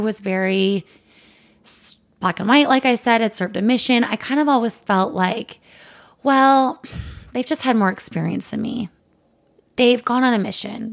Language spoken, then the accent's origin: English; Provo, Utah, United States; we're both from Provo.